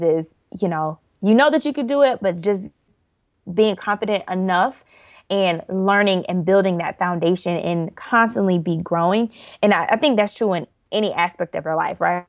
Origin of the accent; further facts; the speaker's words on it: Orlando, Florida, United States; I am originally from Orlando, Florida. And let's see, I my parents still live in Orlando, born and raised there.